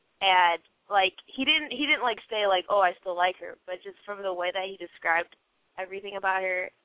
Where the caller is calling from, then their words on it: Los Angeles, California, United States; I'm from Los Angeles, and I'm 17.